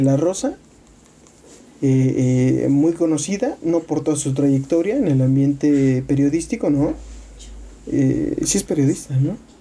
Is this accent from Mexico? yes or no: yes; Mexico; siendo mexicanos